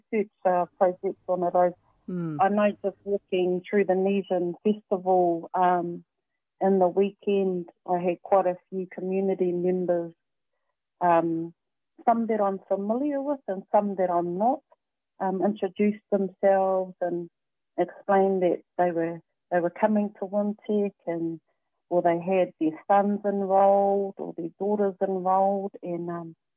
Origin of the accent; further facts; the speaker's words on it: Tokoroa, Waikato, New Zealand; being born and bred in Tokoroa and being brought up by a village that still claim me to this day